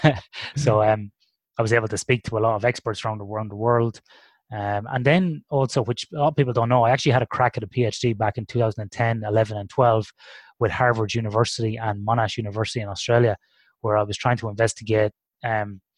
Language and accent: English; Ireland; When I grew up in Ireland in the '80s